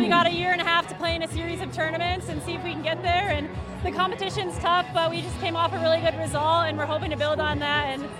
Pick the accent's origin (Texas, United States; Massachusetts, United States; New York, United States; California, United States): New York, United States; I grew up in New York, and so that hometown connection is really special